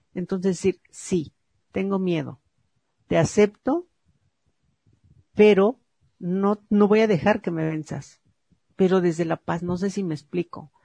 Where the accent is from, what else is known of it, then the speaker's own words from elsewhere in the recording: Mexico; porque nacimos en México